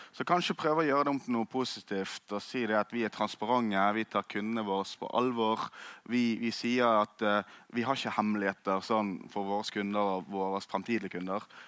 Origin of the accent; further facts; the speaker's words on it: Norway; jeg som nordmann